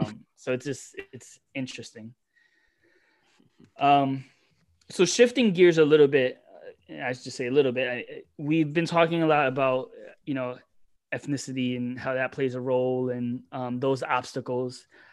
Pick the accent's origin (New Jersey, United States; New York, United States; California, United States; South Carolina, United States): New York, United States; Manhattan; especially growing up in Manhattan or New York, where it's you have all these this different demographics